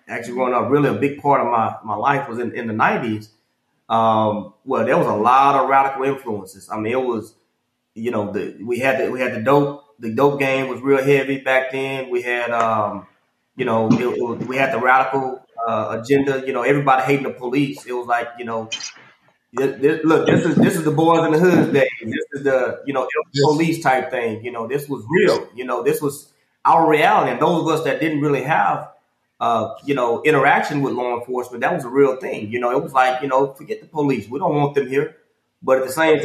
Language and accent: English; Houston, Texas, United States; I grew up in Northside, Houston, Texas, Acres Home